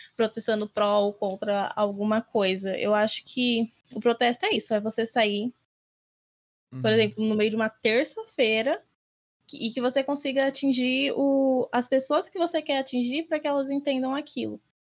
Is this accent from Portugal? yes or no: no; Brazil